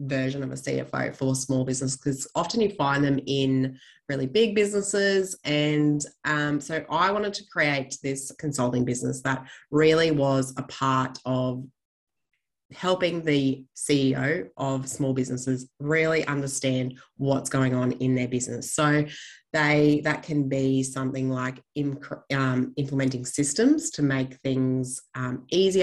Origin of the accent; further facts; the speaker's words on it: Gold Coast, Queensland, Australia; moved away as an adult; now in Longreach, Australia; I am based out in Longreach in Western Queensland. I am actually originally from the Gold Coast of all places